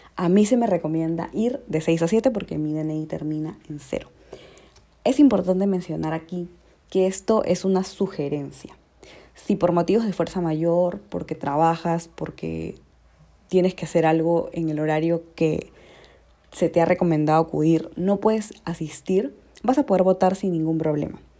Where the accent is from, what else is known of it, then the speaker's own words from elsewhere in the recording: Peru; como peruanos